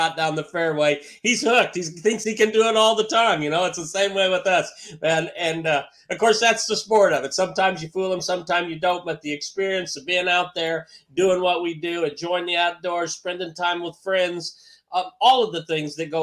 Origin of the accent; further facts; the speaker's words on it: Central Illinois, United States; I'm just a Midwestern guy. I grew up in Central Illinois